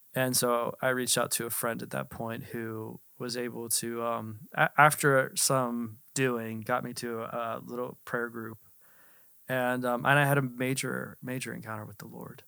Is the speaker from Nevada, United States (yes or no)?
no; Altoona, Pennsylvania, United States; I was born in Altoona, Pennsylvania. Altoona is known for, um, the railroad